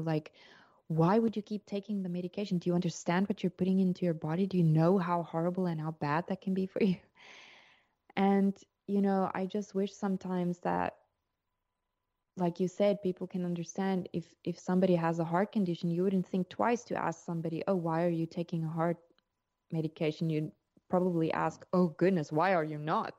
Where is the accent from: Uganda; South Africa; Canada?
South Africa; moved away as an adult; now in Portugal; I'm South African, and we immigrated to Portugal in twenty twenty